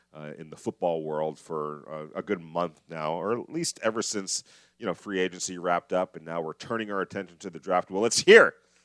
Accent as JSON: {"language": "English", "region": "Southern California", "country": "United States", "tie": "born or raised there", "moved": "yes", "lives_now": "Las Vegas, United States"}